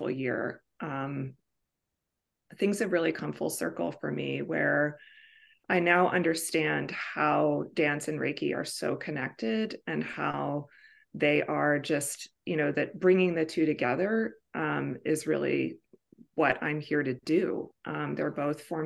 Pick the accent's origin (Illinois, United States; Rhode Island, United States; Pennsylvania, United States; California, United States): California, United States; Bay Area; also born or lived in Woodside, California; I'm from the Bay Area, California